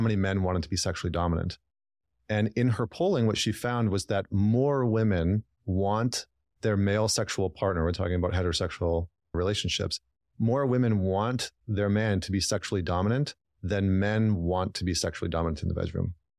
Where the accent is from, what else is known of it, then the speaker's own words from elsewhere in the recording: Northern Alberta, Canada; moved away as an adult; also born or lived in Vancouver, Canada; I'm from Northern Alberta